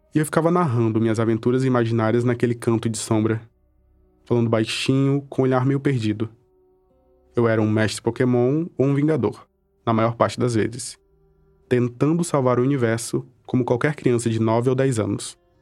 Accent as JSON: {"language": "Portuguese", "town": "Cruzeiro do Sul", "region": "Acre", "country": "Brazil", "tie": "born or raised there", "said": "Eu cresci em Cruzeiro do Sul, uma cidade que fica no extremo oeste do Acre"}